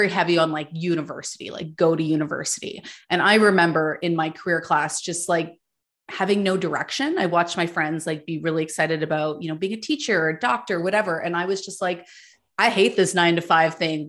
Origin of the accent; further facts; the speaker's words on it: Ottawa, Ontario, Canada; So I grew up in Ottawa, Ontario